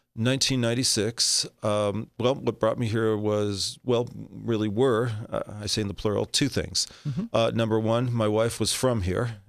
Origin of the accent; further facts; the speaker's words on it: Los Angeles, California, United States; moved away as an adult; now in Southern Nevada, United States; born and raised in Los Angeles, California.